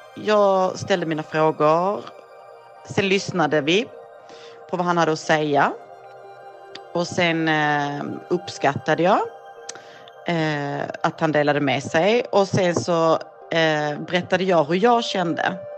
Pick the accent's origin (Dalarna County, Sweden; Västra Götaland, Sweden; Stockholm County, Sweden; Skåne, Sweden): Skåne, Sweden; Malmö; Jag kommer från Malmö, jag är 45 år gammal